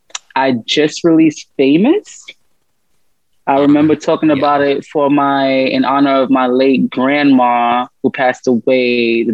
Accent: New York City, New York, United States; now in Los Angeles, United States; I grew up in New York

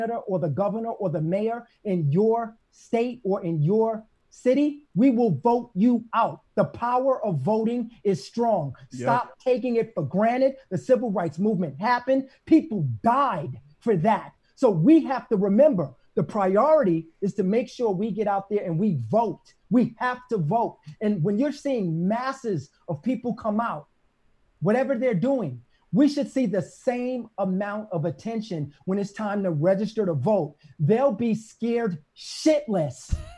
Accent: New York City, New York, United States; I'm from Brooklyn

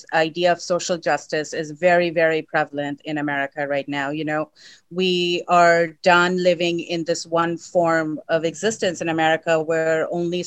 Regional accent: Sacramento, California, United States; moved away as an adult; also born or lived in India; now in Los Angeles, United States; I was born in India, but then I grew up in Sacramento.

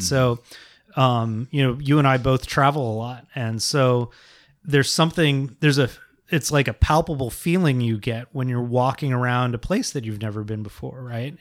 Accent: Bay Area, California, United States; I grew up in the Bay Area

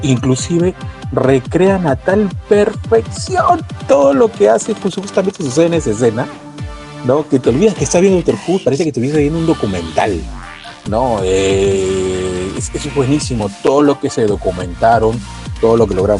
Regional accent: Peru

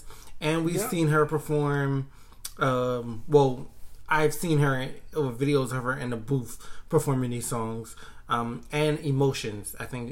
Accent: United States; being an American

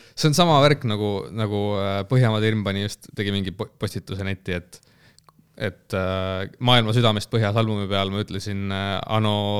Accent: Elva, Tartu County, Estonia; Elva jah. jah, ma äh, Elvast olen pärit

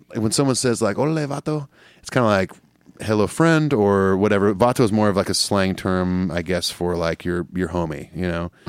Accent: Southern California, United States; growing up in Southern California, like, you know, half of my junior high was Hispanic.

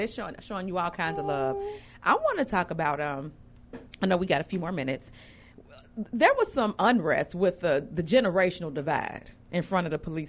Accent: Chicago, Illinois, United States; moved away as an adult; Being a native of Chicago, of course, I moved away for work.

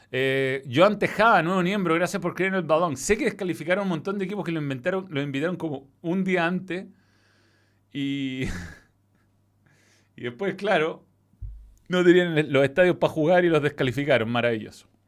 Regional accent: Venezuela; Aparte dije bello, como venezolano.

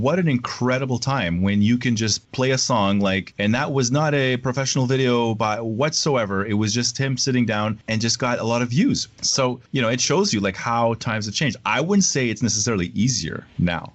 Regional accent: Canada; it was difficult as a Canadian artist

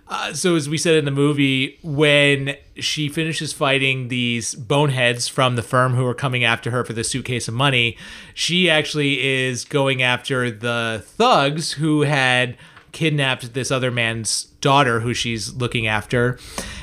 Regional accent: Northeast, United States; now in Tampa, United States; I come from the Northeast

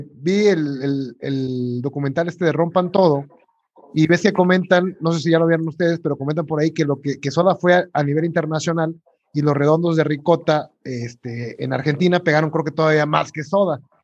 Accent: Mexico; como mexicano

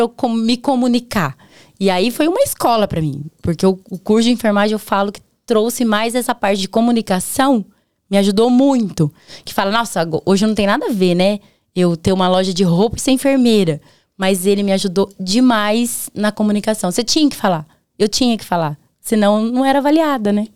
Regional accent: Prado Ferreira, Paraná, Brazil; also born or lived in Presidente Prudente, São Paulo / Londrina, Paraná; now in Baiti, Brazil; Eu nasci em Presidente Prudente. Mas eu não nem falo, porque eu vim muito pequenininha pro Paraná. Que nem eu falei pra você, é porta, porteira, tá no coração, sou paranaense

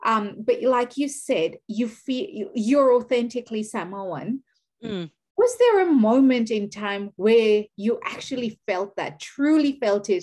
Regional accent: Kenya; also born or lived in Gujarat; now in Australia; I am Kenyan by nationality. I'm Indian by ethnicity, or Gujarati by ethnicity

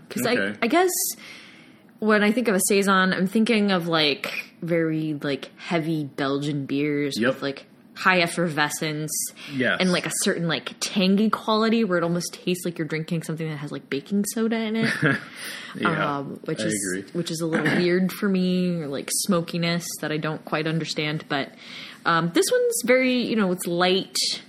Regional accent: Virginia, United States; Yeah, that's where I'm from. Yeah. I'm not from the Norfolk area, but I have friends and family that live in that area.

